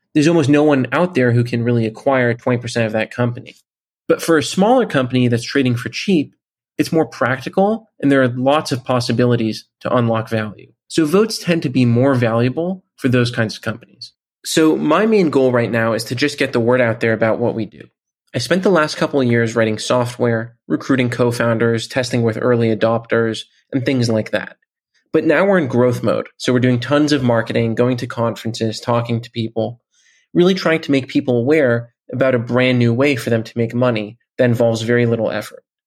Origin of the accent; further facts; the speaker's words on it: Bay Area, California, United States; I'm from the Bay Area in California